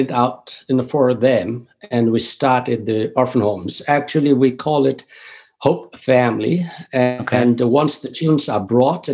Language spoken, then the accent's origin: English; Nepal; moved away as an adult; now in North Carolina, United States; I was born and I grew up in Nepal